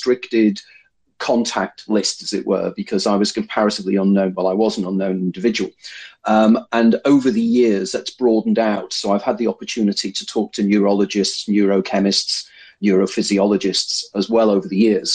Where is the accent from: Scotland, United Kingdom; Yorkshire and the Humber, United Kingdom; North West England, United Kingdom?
North West England, United Kingdom; Liverpool